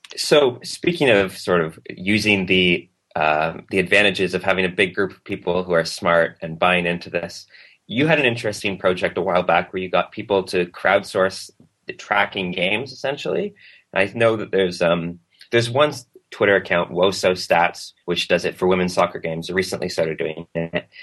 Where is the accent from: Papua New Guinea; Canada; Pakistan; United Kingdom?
Canada; as a Canadian